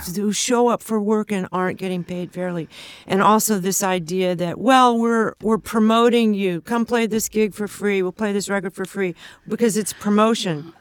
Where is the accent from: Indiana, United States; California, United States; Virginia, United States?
California, United States; Ventura; also born or lived in Los Angeles; north of L A in Ventura